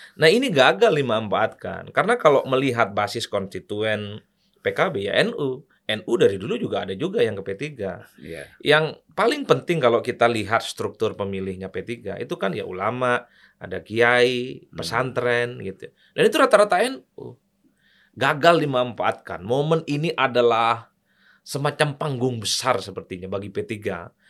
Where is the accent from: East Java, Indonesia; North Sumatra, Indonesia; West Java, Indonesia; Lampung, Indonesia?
East Java, Indonesia; Madura; kampung saya di Madura